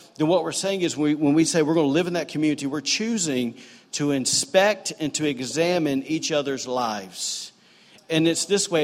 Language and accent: English; the South, United States; now in Rockport, Maine; growing up in the South